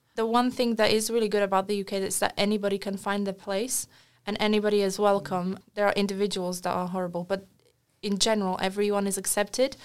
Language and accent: English; Wales, United Kingdom; born or raised there; also born or lived in Slovakia